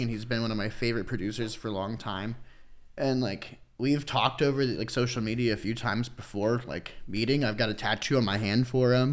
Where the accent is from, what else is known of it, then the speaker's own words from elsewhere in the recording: Kansas City, Missouri, United States; also born or lived in North Iowa / Florida; when we were kids, I think like six or seven, we moved down to Kansas City and I've lived here until I was like twenty-one